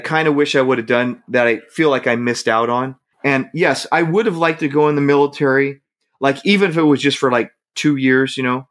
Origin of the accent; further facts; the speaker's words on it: Hayward, California, United States; moved away; my hometown is Hayward. That's what I consider my hometown.